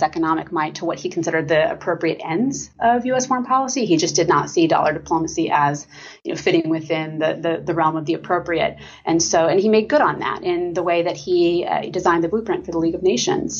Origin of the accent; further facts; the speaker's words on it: Lawton, Oklahoma, United States; I am from uh, Lawton, Oklahoma